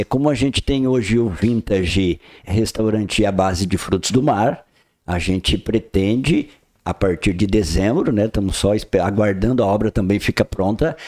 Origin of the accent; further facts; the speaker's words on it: Praia Grande, Santa Catarina, Brazil; now in Balneário Gaivota, Brazil; Eu venho de Praia Grande, que é um município hoje que se tornou é, um geoparque mundial